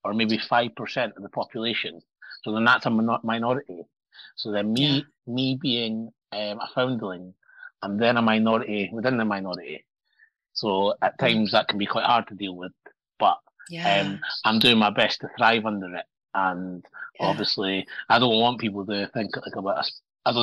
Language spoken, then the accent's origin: English; Morocco; born there; I used to lie and say that I was born in Scotland when I knew I was born in Morocco.